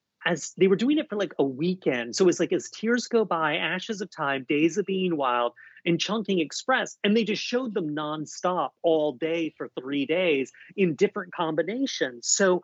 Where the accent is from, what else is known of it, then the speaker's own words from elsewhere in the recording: South Carolina, United States; moved away as an adult; also born or lived in New York; I'm from South Carolina